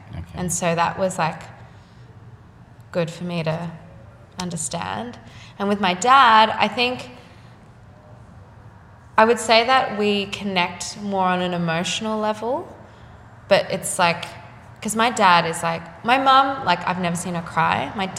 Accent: Sydney, New South Wales, Australia; The North Shore.

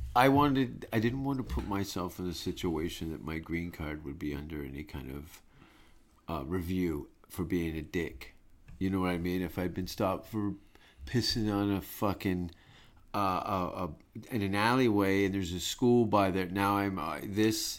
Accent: Hamilton, Ontario, Canada; moved away; I was born in Hamilton, Canada

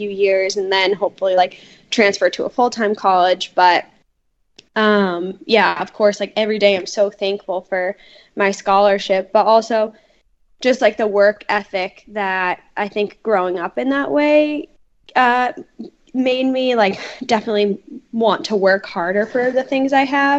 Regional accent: Peabody, Massachusetts, United States; I grew up in Peabody, Mass

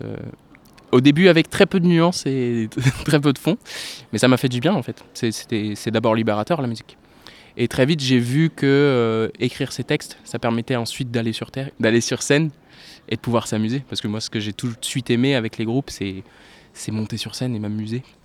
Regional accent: La Rochelle, Nouvelle-Aquitaine, France; moved away as an adult; also born or lived in Poitiers / Montségur; now in Bordeaux, France; À l'âge de 8 ans, j'ai déménagé à La Rochelle, donc j'ai grandi euh, majoritairement à La Rochelle.

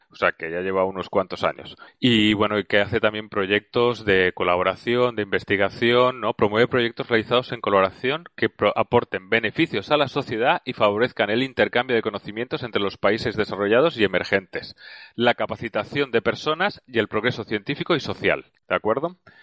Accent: Valencian Community, Spain; moved away; also born or lived in Zaragoza; voy a una noticia también de mi tierra. He hablado una de donde estudié, de Zaragoza, que trabajaba de la Universidad de Zaragoza, ahora una de Valencia

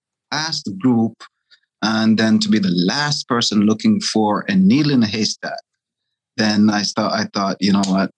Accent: Jamaica; my grandmother had cattle when I was growing up in Jamaica

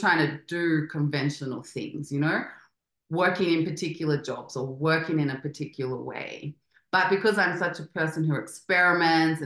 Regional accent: Australia; moved away as an adult; also born or lived in Spain; now in Mexico City, Mexico; I grew up in Australia and we're very strict

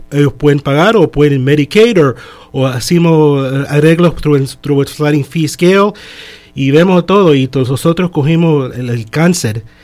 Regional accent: Chile; now in Miami, United States; Yo soy de Chile. Entonces yo vine aquí en el año 71 desde el año 71 hasta que yo estuve 18 años, y no tuve seguro.

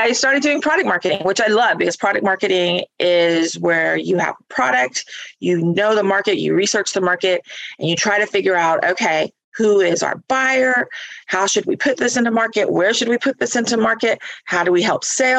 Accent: Northwest Florida, United States; I am from Northwest Florida

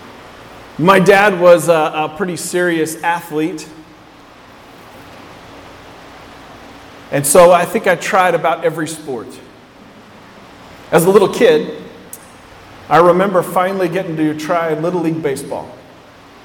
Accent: West Coast, United States; I grew up on the West Coast.

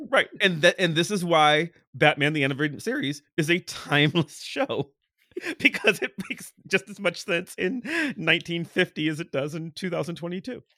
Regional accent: Cleveland, Ohio, United States; moved away as an adult; now in Pittsburgh, United States; I grew up in Cleveland.

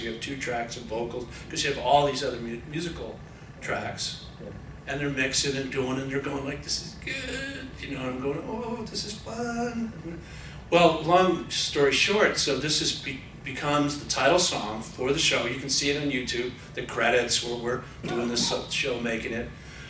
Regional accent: Passaic, New Jersey, United States; growing up in Passaic, New Jersey, you know, trying to make it in college, and living at home, and going to the discos

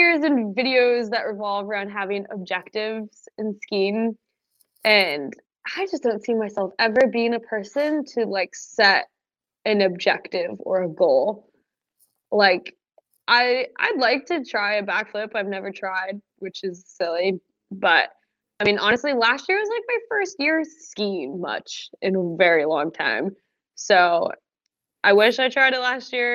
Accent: Twisp, Washington, United States; moved away; also born or lived in Colorado; my hometown in Schwisp

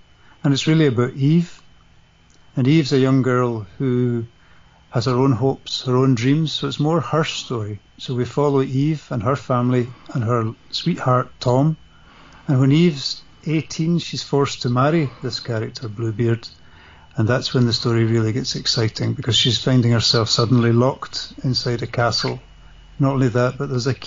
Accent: Scotland, United Kingdom; I'm Scottish and I grew up in the 70s.

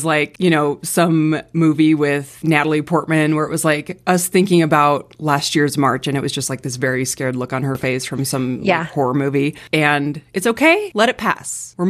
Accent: Arizona, United States; growing up in Arizona

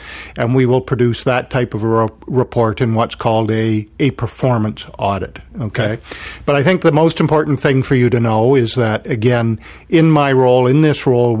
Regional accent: New Brunswick, Canada; moved away as an adult; I'm originally from New Brunswick.

